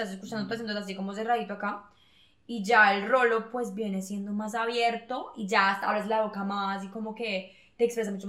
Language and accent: Spanish; Argentina; soy de argentina, entonces tengo como.